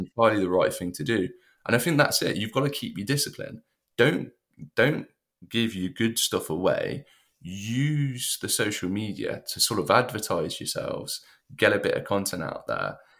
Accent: United Kingdom; as a British person

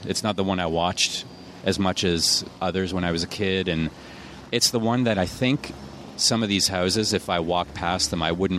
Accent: Canada; my hometown in Canada

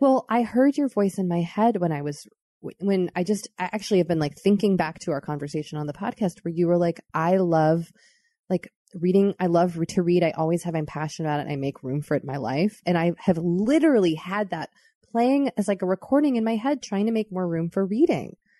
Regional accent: Massachusetts, United States; we're from Massachusetts.

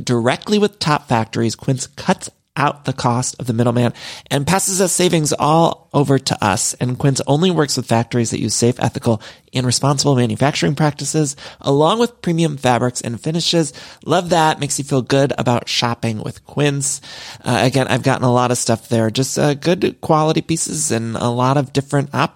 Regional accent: Midwest, United States; now in Los Angeles, United States; I'm from the Midwest

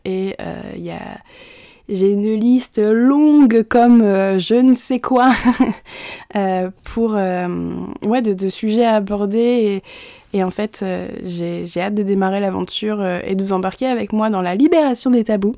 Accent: Normandy, France; also born or lived in Montreal; Je suis normande. Je suis née en Normandie. J'ai toujours vécu en Normandie.

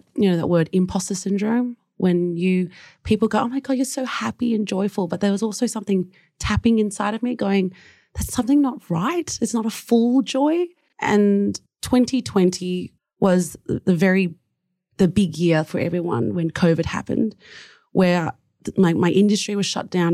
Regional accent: Springvale, Victoria, Australia; I grew up in a small town called Springvale, very prominent of Vietnamese refugees because the hostel was there

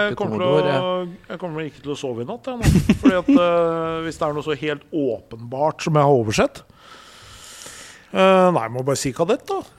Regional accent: Elverum, Innlandet, Norway; Jeg er jo fra Elverum.

